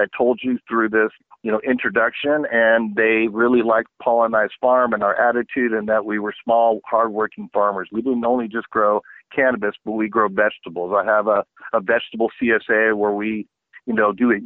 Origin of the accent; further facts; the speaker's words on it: Southern California, United States; growing up in Southern California